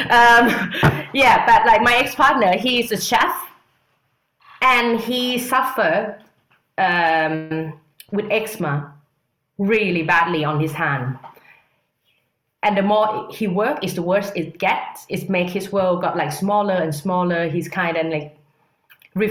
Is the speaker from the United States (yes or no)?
no; Thailand; now in London, United Kingdom; I'm from Thailand.